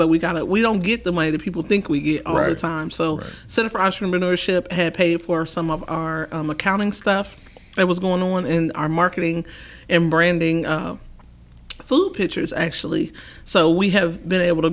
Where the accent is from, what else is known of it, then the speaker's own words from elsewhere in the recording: Fort Wayne, Indiana, United States; moved away as an adult; now in Louisville, United States; I'm actually from Fort Wayne, Indiana, so I'm a northern girl